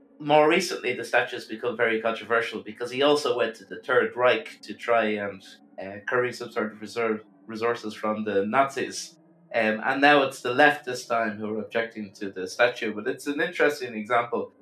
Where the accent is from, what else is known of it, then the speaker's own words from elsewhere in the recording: Dublin, Leinster, Ireland; close to where I grew up in Fairview Park